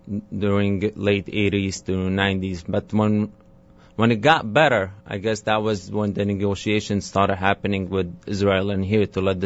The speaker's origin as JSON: {"language": "English", "town": "Damascus", "region": "Damascus Governorate", "country": "Syria", "tie": "born or raised there", "moved": "as an adult", "lives_now": "New York, United States", "said": "Yes, I grew up in Damascus, Syria."}